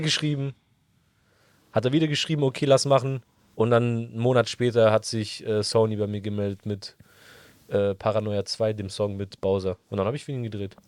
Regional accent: Stuttgart, Baden-Württemberg, Germany; ich komme ja offensichtlich aus Stuttgart

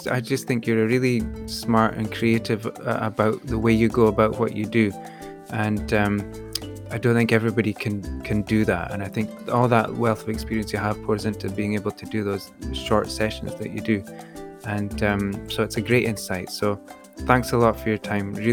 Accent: London, United Kingdom; I'm from East London.

